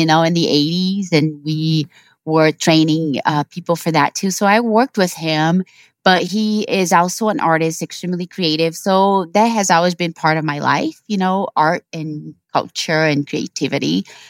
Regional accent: Brazil; So I was born and raised in Brazil.

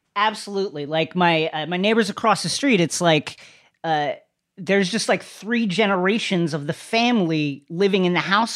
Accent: Bethpage, New York, United States; I grew up in Bethpage, but it was culturally Levittown, is what I tell people

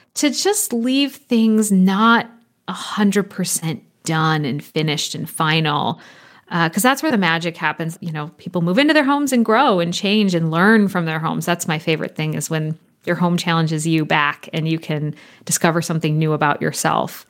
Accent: California, United States; moved away; also born or lived in Copenhagen, Denmark; growing up in California and the time spent studying in Copenhagen and throughout Scandinavia

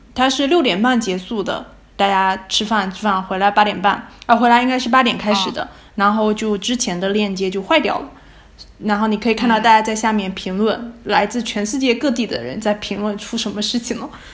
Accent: Fujian, China; now in Utrecht, Netherlands; 我是福建人，普通话并不是非常标准

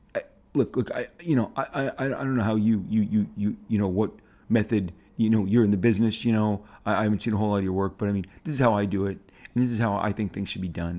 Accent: Orange County, California, United States; grew up in a pretty, you know, contained bubble in Orange County

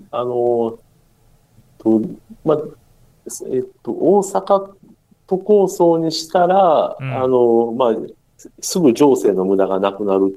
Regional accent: Osaka, Japan; 私自身はあの大阪の、なんていうんですかね、あの、ずっと南の方の出身なん

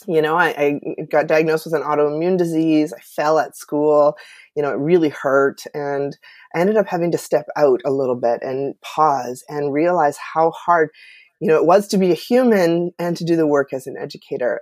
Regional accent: Canada; I'm from Canada

